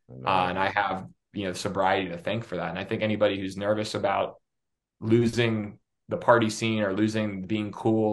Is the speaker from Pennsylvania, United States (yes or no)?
yes; Pittsburgh, Pennsylvania, United States; moved away; I'm from Pittsburgh originally, so I am a Steeler fan